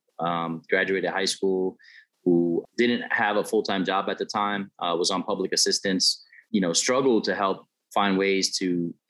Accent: New York City, New York, United States; I grew up in the South Bronx in New York City

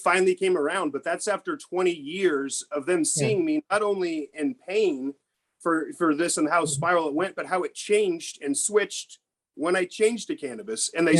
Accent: Kansas, United States; now in Missouri, United States; I grew up in Kansas

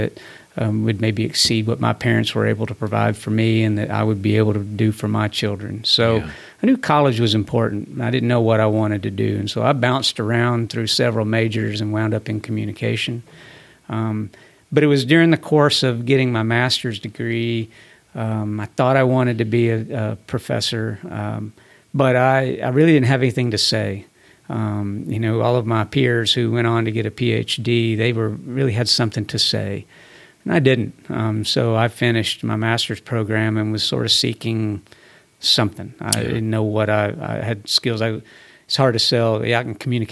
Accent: Little Rock, Arkansas, United States; also born or lived in Texas / Fayetteville, Arkansas / Tennessee; I was there only for a year before my parents moved to Little Rock, Arkansas. Okay. So I was born and raised, went to public schools in Little Rock

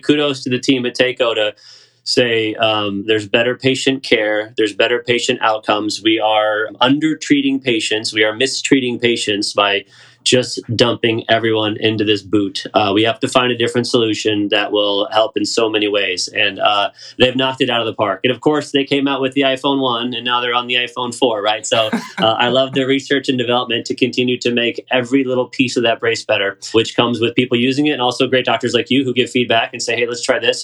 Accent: Raleigh, North Carolina, United States; I'm from Raleigh. I moved here when I was 10, so I did most of my growing up around here

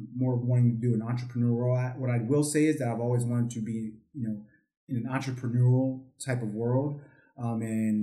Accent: Arlington, Virginia, United States; moved away as an adult; also born or lived in Hampton, Virginia / Dallas-Fort Worth, Texas; now in Dallas, United States; I'm from the East Coast. I'm an East Coast guy, so I'm from Arlington, Virginia. Grew up in Arlington

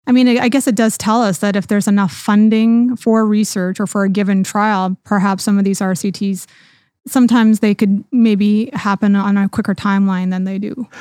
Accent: Canada; now in United States; I'm from Canada originally, but now I'm working here in the U S

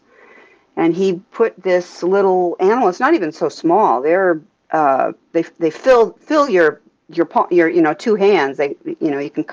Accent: Alaska, United States; I am from Alaska, and I left for graduate school and a postdoc, so I was gone for about 8 years, and came back to Alaska

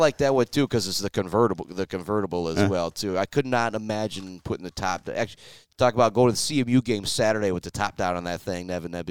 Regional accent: Shepherd, Michigan, United States; I'm from Shepherd

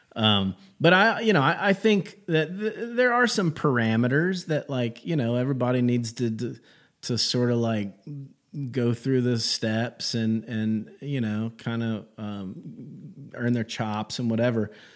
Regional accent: Gastonia, North Carolina, United States; I grew up in Gastonia, North Carolina

